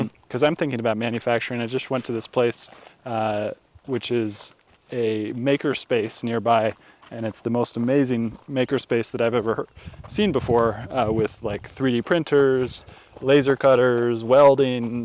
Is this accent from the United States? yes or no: yes; California, United States; I grew up in California